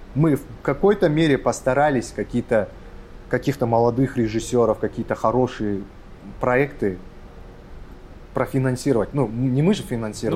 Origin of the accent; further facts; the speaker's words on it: Kazakhstan; я с Казахстана, я казах